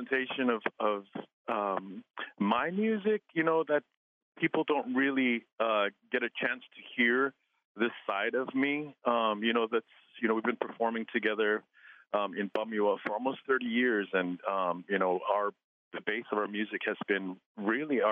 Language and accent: English; Alaska, United States; I'm from Mamtrechler